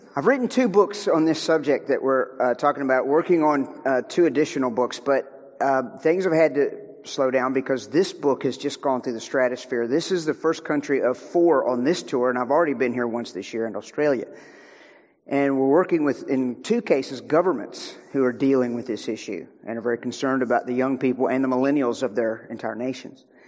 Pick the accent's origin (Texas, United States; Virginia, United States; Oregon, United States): Virginia, United States; Beth and I come from Virginia uh, in the U.S.